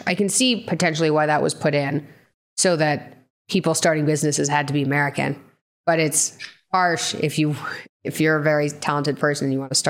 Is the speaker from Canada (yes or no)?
yes; Canada; moved away as an adult; now in United States; so I'm Canadian, right? And I'm planning on staying in the US because I don't want to go back to Canada